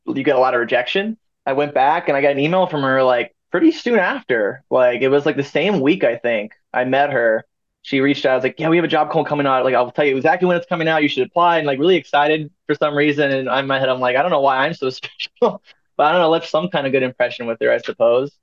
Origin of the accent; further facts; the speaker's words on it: St. Louis, Missouri, United States; moved away as an adult; also born or lived in Ohio; now in Maryville, United States; I was like from St. Louis